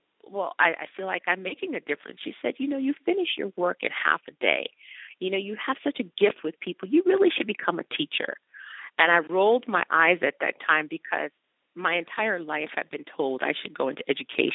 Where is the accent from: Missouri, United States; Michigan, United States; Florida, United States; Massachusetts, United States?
Michigan, United States; Detroit; moved away as an adult; also born or lived in New York; now in California, United States; I grew up in Detroit